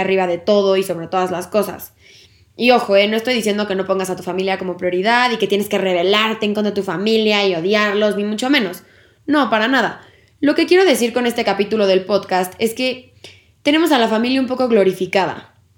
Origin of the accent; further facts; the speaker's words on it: Mexico; como sociedad y como cultura mexicana tenemos la creencia